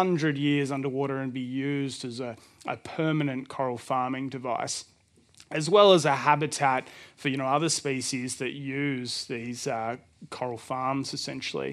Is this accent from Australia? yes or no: yes; Melbourne, Victoria, Australia; I'm from Melbourne, and our studio is called Reef Design Lab